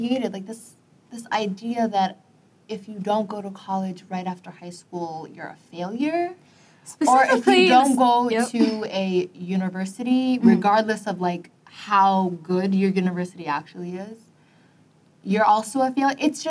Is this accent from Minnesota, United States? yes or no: yes; Minneapolis, Minnesota, United States; we're from Minneapolis